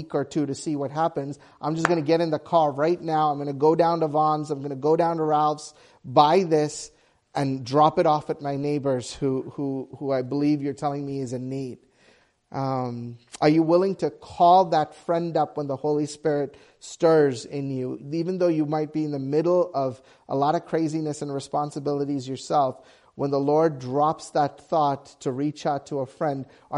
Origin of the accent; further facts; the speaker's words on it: Sri Lanka; moved away; we grew up in Sri Lanka and there was a civil war, and we were part of the minority group.